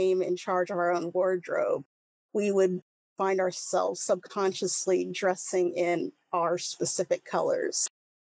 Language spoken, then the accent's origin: English; Leavenworth, Kansas, United States; also born or lived in Missouri / Leawood, Kansas; I've lived in Kansas for most of my life. I was raised in Leavenworth, Kansas